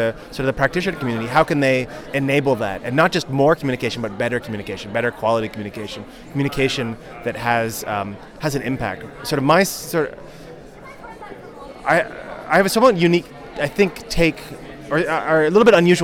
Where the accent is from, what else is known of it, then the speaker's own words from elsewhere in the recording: Canada; I'm a Canadian